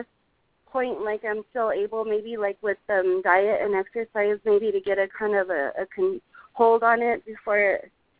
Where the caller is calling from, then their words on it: Colorado, United States; I'm calling from Colorado.